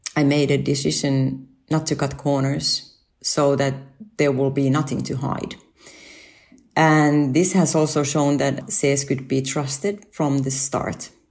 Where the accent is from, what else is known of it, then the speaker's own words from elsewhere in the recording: Finland; moved away as an adult; also born or lived in Japan; my family and I moved back to Finland from Japan, where we lived five years.